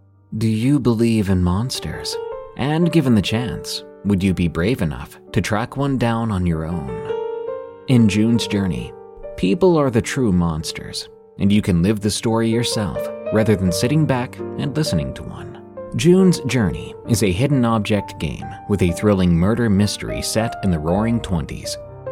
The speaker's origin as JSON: {"language": "English", "region": "Prince Edward Island", "country": "Canada", "said": "I'm Canadian, but I'm from the smallest province in Canada, so we don't get mentioned a lot in your usual Canadian history courses"}